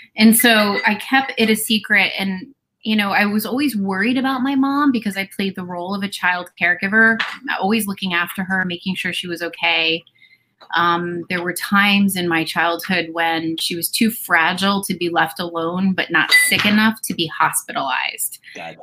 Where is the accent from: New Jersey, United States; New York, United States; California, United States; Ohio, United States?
New Jersey, United States; born or raised there